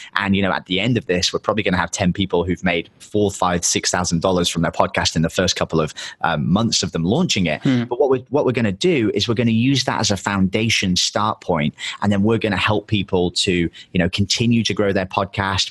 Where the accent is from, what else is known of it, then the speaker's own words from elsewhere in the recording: England, United Kingdom; moved away; My girlfriend's American. I'm English, so we kind of have to travel full time.